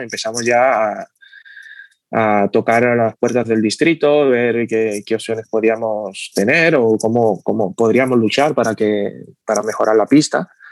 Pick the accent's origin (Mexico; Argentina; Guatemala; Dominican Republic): Dominican Republic; now in Barcelona, Spain; vengo de República Dominicana, bueno, nací allí y llevo aquí viviendo desde el 2000